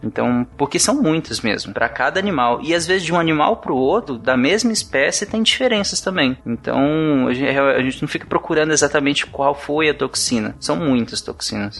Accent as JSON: {"language": "Portuguese", "region": "Pará", "country": "Brazil", "tie": "born or raised there", "said": "quando eu era pequeno, eu morava no Pará"}